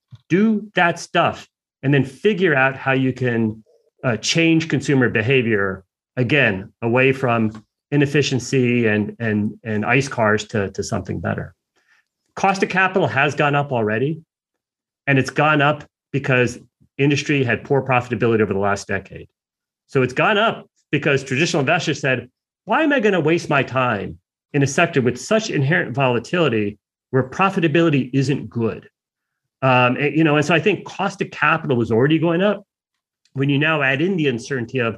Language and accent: English; United States; I'm an American